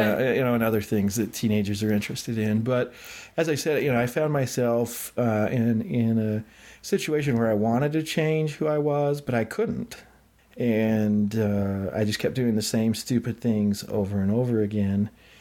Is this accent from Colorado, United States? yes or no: no; Idaho, United States; also born or lived in Utah; I grew up in Idaho